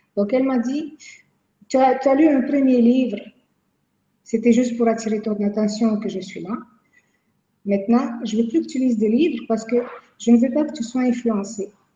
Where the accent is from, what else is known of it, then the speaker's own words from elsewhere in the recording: Quebec, Canada; je viens de Québec.